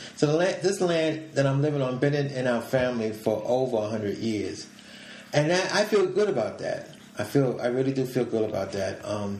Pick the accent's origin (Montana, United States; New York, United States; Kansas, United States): New York, United States; New York City; I was born and raised in New York City.